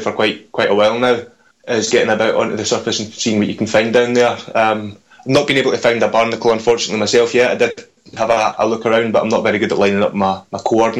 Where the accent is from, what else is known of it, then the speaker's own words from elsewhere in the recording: Glasgow, Scotland, United Kingdom; I'm from Glasgow